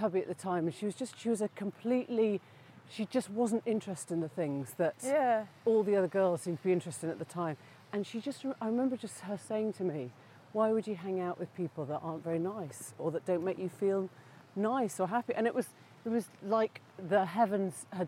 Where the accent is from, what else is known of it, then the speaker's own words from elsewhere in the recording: Sheffield, Yorkshire and the Humber, United Kingdom; the middle school years in Sheffield